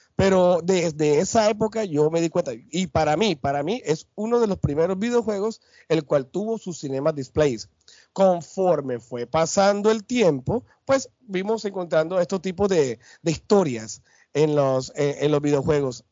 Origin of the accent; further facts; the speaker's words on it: Barranquilla, Atlántico, Colombia; mi tierra, Barranquilla, acá en Altos de Soledad